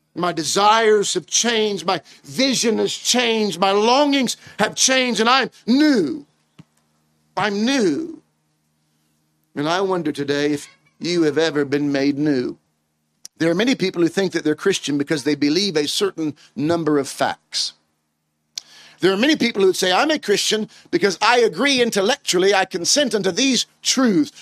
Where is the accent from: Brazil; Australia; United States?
United States; moved away as an adult; now in United Kingdom; I'm originally from the States.